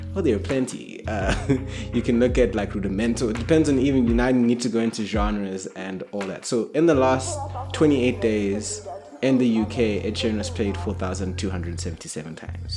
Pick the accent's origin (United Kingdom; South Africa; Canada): South Africa; also born or lived in Kenya; I grew up in South Africa